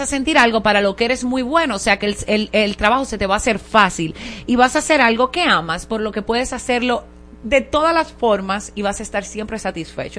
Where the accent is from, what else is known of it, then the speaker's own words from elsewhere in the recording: Higüey, La Altagracia, Dominican Republic; now in Santo Domingo, Dominican Republic; Yo me crié en Higüey, la provincia de Altagracia